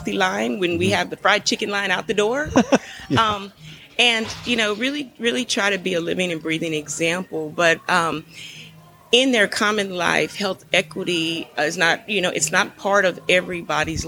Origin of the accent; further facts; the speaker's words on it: San Antonio, Texas, United States; I was born and raised in San Antonio, so I grew up with military folks